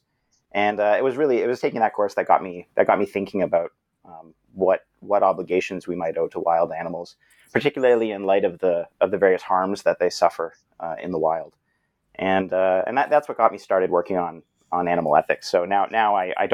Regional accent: Brampton, Ontario, Canada; I'm a Canadian fellow, grew up in Brampton, which is a suburban city not too far from Toronto.

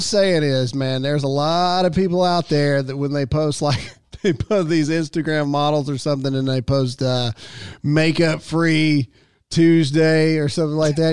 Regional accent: Mississippi, United States; I'm born and raised in Mississippi

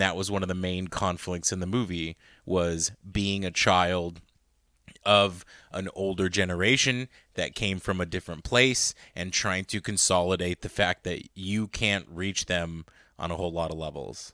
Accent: United States; obviously I was born here, so at the end of the day, I'm American.

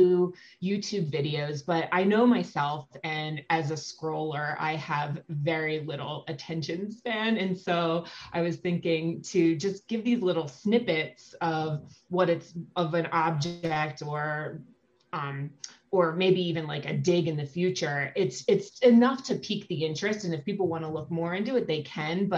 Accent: Philadelphia, Pennsylvania, United States; I grew up in Philadelphia

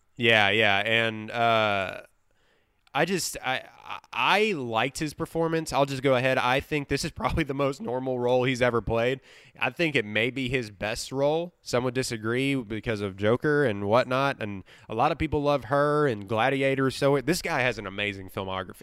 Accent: Livingston, Texas, United States; one screen theater in my hometown of Livingston, Texas

